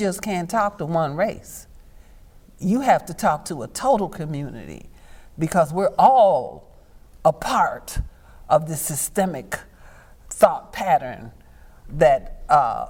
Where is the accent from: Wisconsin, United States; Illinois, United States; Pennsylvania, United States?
Illinois, United States; Chicago; I grew up in Cabrini.